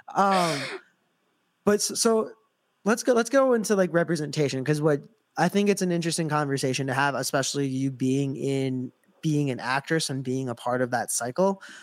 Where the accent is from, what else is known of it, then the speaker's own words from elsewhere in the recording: Lodi, Wisconsin, United States; also born or lived in South Korea; I'm Asian, yes. but I grew up in Lodi, Wisconsin